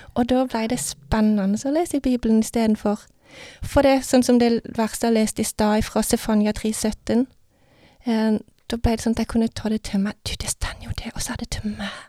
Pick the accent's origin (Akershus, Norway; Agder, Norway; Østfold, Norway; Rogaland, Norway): Agder, Norway; Vennesla; Jeg vokste opp i Vennesla